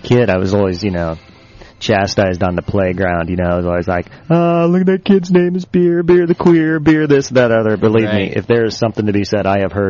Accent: Midwest, United States; I'm from the Midwest, small towns

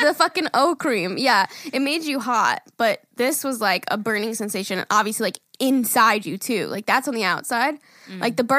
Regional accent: Mornington Peninsula, Victoria, Australia

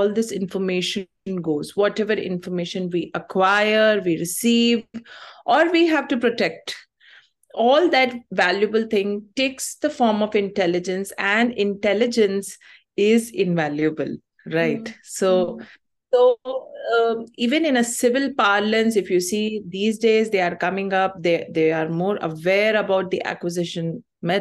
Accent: Chhattisgarh, India; I am born in Chhattisgarh. I am from Chhattisgarh. Otherwise, my roots are Tamilian.

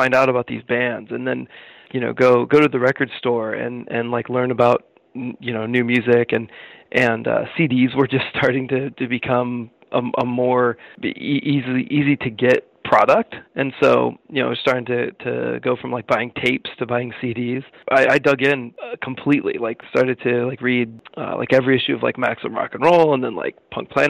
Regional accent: Danville, Illinois, United States; we grew up in Danville, Illinois, which is about 30 miles away from Champaign-Urbana

